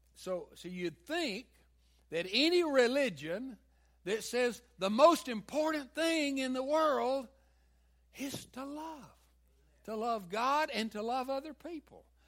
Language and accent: English; the South, United States; accent: southern; my southern accent